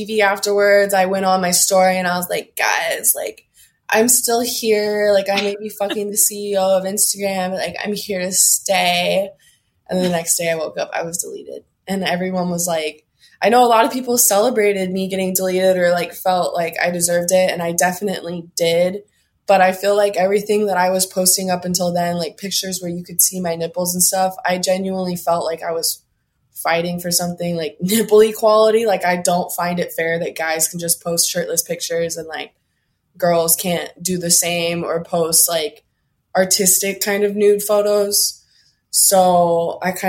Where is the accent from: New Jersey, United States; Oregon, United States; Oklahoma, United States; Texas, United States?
Oregon, United States; I'm from Oregon